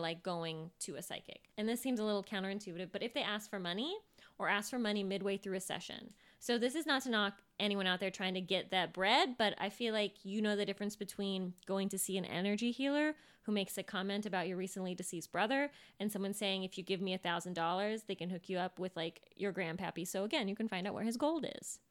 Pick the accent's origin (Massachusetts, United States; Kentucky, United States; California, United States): California, United States; Sacramento; I was born in Sacramento.